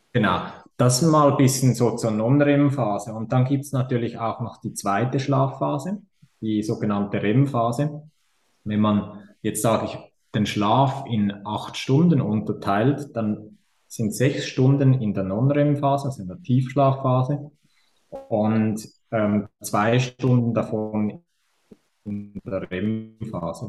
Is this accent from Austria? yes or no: no; Switzerland; accent: Swiss; wie ihr hört, komme ich aus der Schweiz.